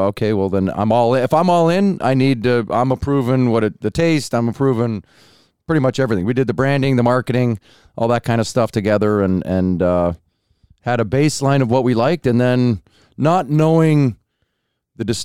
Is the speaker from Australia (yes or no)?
no; Dryden, Ontario, Canada; now in Ladue, United States; Dryden, Ontario